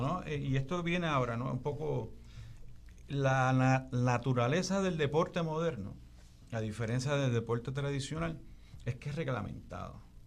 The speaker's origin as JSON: {"language": "Spanish", "country": "Puerto Rico", "said": "nuestra identidad puertorriqueña"}